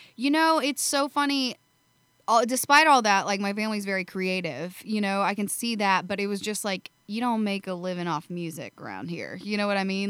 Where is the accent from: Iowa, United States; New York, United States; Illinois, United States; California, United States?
Iowa, United States; Shueyville; moved away as an adult; now in Nashville, United States; I grew up in a small town. Um, it's called Shueyville